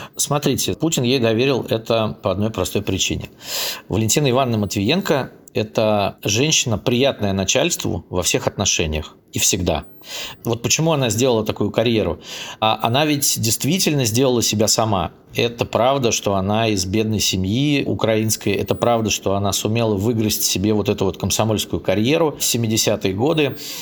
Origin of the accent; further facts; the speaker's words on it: Saint Petersburg, Russia; Я сам из Питера